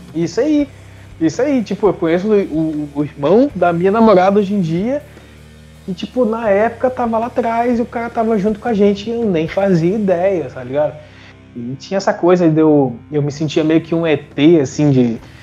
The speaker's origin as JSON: {"language": "Portuguese", "country": "Brazil", "said": "meu bairro, por exemplo, eu sou da Serra"}